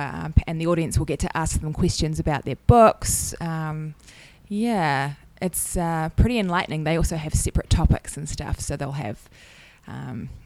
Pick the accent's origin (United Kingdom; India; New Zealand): New Zealand; I'm from New Zealand